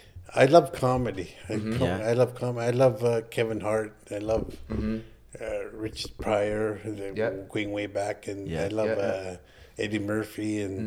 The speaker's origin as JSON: {"language": "English", "town": "Chesterfield", "region": "East Midlands", "country": "United Kingdom", "said": "I'm from Chesterfield. This is how we roll."}